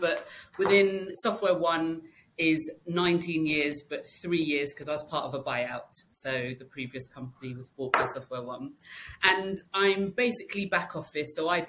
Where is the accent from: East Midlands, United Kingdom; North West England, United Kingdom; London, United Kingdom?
London, United Kingdom; half Jamaican, half Malaysian, and born and bred in London, and yes, worked mainly office jobs in London.